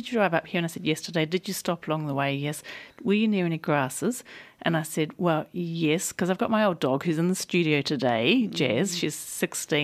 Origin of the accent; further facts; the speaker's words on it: New Zealand; accent: New Zealand; now in Australia; my New Zealand accent